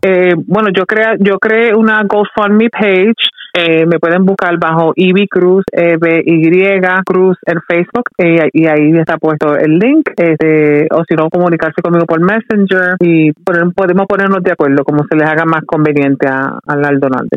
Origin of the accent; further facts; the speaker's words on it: Yauco, Puerto Rico; moved away; en el barrio Cambalache, donde nosotros nos criamos y somos de Yauco